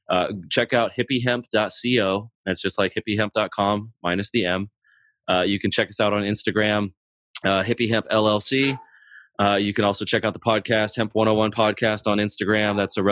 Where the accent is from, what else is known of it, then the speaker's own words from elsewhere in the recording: Germany; born there; And then, you know, I was born in Germany to a military family.